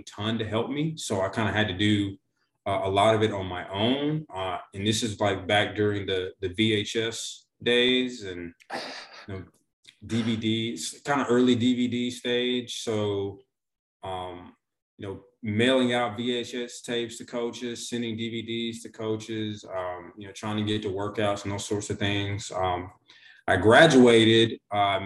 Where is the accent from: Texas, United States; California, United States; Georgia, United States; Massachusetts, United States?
Georgia, United States; Gwinnett County; I grew up in Gwinnett County, Georgia, just right outside of Atlanta